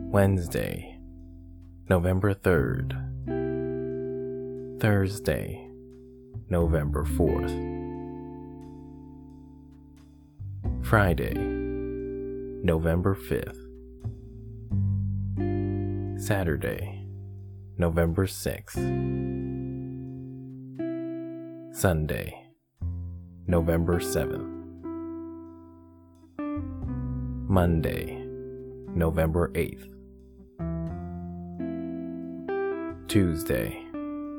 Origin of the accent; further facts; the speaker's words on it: Canada; in my home country of Canada